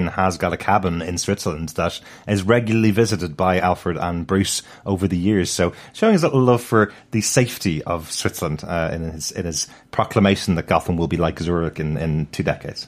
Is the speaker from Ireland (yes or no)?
yes; Dublin, Leinster, Ireland; I'm, I'm a city boy. I'm from Dublin City